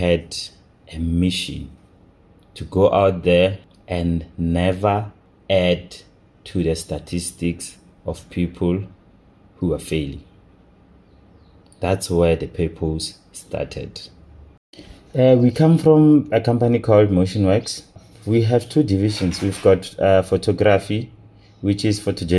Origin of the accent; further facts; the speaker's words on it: Rustenburg, North West, South Africa; also born or lived in Pretoria; I was born in Pretoria and I was raised in Rustenburg.